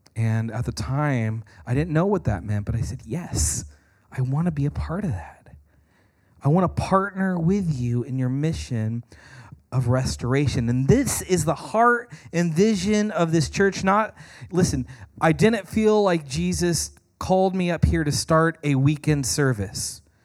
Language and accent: English; United States; American Christians